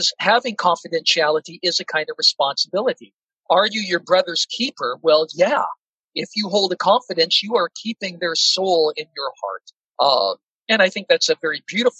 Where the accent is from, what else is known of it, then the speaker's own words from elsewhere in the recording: Seattle, Washington, United States; I grew up in Seattle, Washington, a very secular environment